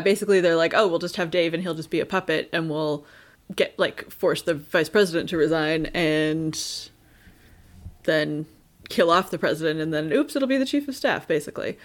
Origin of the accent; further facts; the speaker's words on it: Canada; we are Canadian